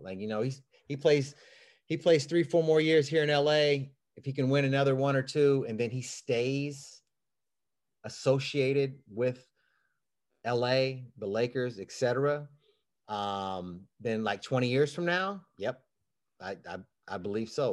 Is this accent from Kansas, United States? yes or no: yes; Kansas City, Kansas, United States; also born or lived in Leavenworth, Kansas; now in Los Angeles, United States; I grew up in Kansas City and, and my mom, uh, my mom worked in Topeka and I lived in, we lived in Leavenworth.